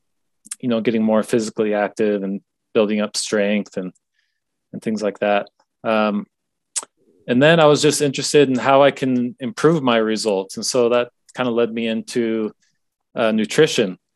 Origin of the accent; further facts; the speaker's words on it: Washington, United States; I grew up in Washington State, kind of out countryside.